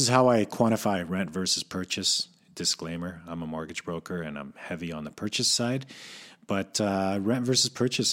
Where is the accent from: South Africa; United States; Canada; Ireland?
Canada; Calgary, Alberta; moved away as an adult; now in Vancouver, Canada; I was born and raised in Calgary